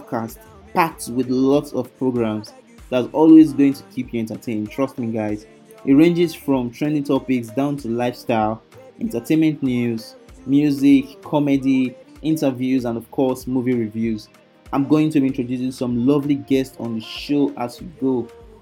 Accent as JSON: {"language": "English", "country": "Nigeria", "said": "I am from Nigeria"}